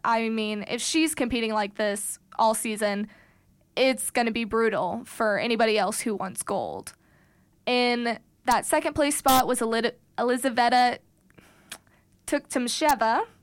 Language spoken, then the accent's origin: English; Missouri, United States; I'm originally from Missouri